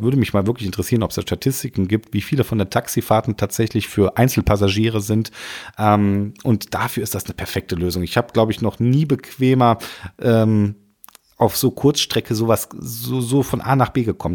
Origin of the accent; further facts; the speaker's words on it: Rhineland, Germany; bei uns im Rheinland